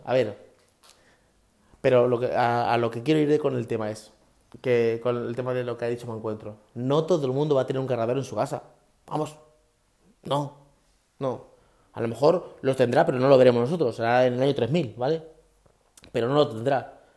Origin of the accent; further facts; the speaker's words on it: Guadalupe, Extremadura, Spain; en mi pueblo, en Guadalupe, en Cáceres